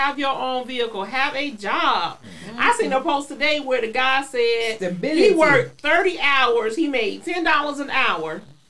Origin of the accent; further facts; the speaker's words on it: Hampton, Virginia, United States; born there; I was born in Hampton.